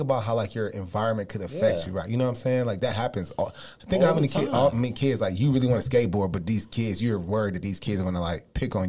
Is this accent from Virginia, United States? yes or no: no; Cleveland, Ohio, United States; I grew up like in Cleveland, the hood.